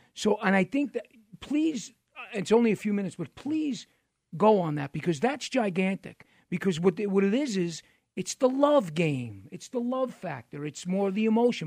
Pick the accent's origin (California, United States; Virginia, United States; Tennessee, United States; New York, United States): New York, United States; New York City; I'm from New York City